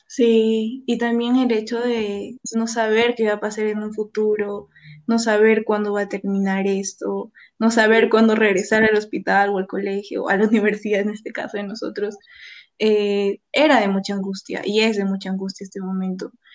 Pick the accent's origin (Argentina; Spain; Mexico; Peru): Peru; Cusco; moved away as an adult; also born or lived in Lima; yo regresé a, Cusco, porque yo soy de Cusco